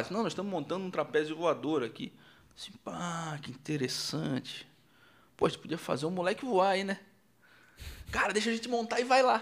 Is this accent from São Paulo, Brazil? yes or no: no; Rio Grande do Sul, Brazil; eu sou gaúcho.